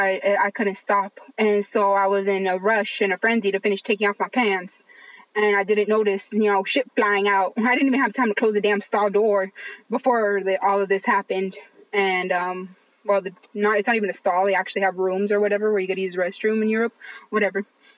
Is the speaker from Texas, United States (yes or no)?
no; Los Angeles, California, United States; first language English; I grew up in East LA. I grew up in East Los Angeles.